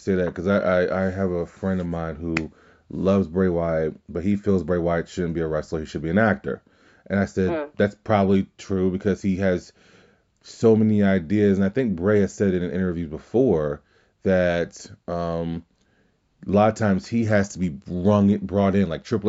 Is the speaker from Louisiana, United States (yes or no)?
yes; Louisiana, United States; Me growing up in Louisiana, that was … country.